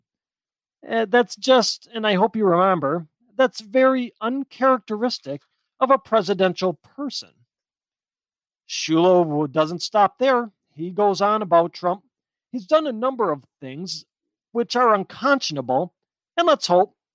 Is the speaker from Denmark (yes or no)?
no; Wisconsin, United States; my home state of Wisconsin